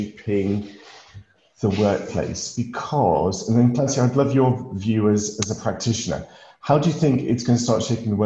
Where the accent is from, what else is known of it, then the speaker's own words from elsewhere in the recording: Lake District, North West England, United Kingdom; as a kid growing up in the Lake District, climbing hills